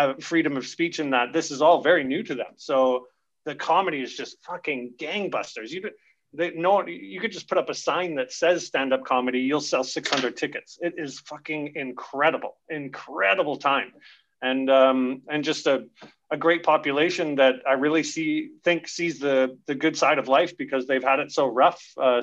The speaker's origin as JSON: {"language": "English", "town": "Camrose", "region": "Alberta", "country": "Canada", "also_born_or_lived": "south of France", "moved": "yes", "lives_now": "Caux, France", "said": "I'm introduced from Alberta."}